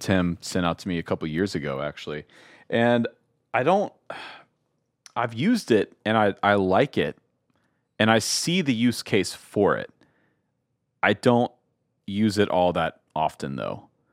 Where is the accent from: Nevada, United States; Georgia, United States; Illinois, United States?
Georgia, United States; I grew up in Georgia